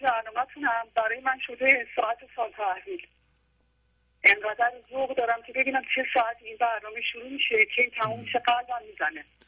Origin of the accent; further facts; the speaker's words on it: Neyshabur, Razavi Khorasan, Iran; now in Iraqi Kurdistan, Iraq; بچه ایرانم بچه نیشابور خراسان بچه نیشابور هستم